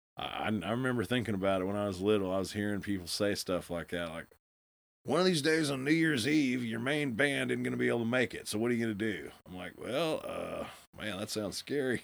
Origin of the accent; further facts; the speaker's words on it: Bartlesville, Oklahoma, United States; also born or lived in Stillwater; I'd never really heard that growing up in Bartlesville